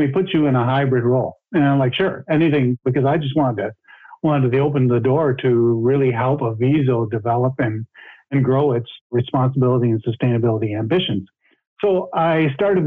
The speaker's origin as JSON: {"language": "English", "town": "Sarnia", "region": "Ontario", "country": "Canada", "tie": "born or raised there", "said": "Where I grew up in Sarnia, Ontario, Canada, it's called the Chemical Valley"}